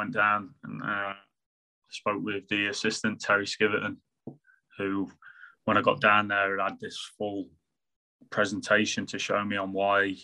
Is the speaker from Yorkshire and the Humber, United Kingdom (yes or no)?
no; Sutton-in-Ashfield, East Midlands, United Kingdom; I was born in Nottinghamshire. I was born in Sutton and Ashfield